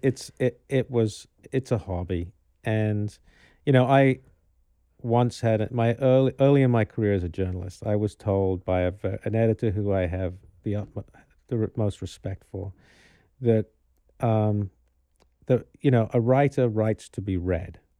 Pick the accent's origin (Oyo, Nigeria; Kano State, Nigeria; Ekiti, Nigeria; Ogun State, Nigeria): Kano State, Nigeria; Kano; moved away; also born or lived in London; I grew up in Carnu